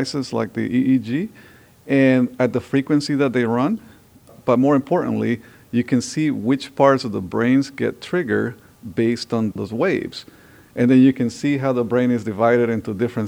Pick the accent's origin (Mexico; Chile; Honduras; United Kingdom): Honduras; also born or lived in Southern California; now in United States; I came from Honduras with the dream of learning about robotics and building robots